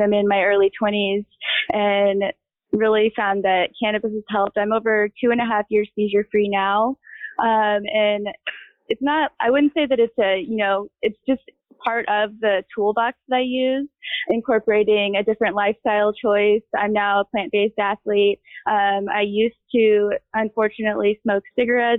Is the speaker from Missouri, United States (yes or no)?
yes; Missouri, United States; I grew up in Missouri